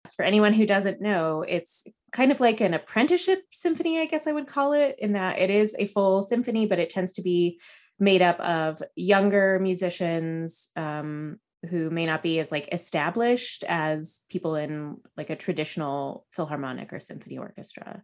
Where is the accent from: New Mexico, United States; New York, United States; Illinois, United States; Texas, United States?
New Mexico, United States; Los Alamos; born or raised there